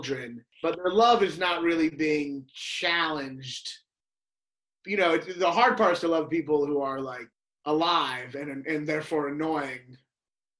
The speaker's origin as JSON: {"language": "English", "town": "Louisville", "region": "Kentucky", "country": "United States", "said": "I'm a Jew from Kentucky. Yes, from Louisville."}